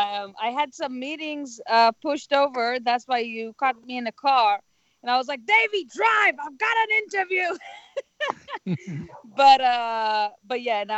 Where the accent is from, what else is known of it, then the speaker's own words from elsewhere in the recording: Tel Aviv, Tel Aviv District, Israel; English is a second language; moved away as an adult; now in Los Angeles, United States; I'm from Israel, Tel Aviv.